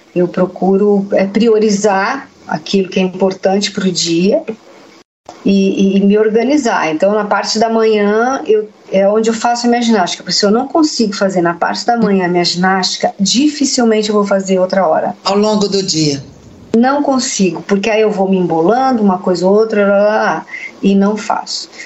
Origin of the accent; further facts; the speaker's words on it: São Paulo, Brazil; Eu sou da Vila Sônia, que é um bairro de São Paulo. Cresci ali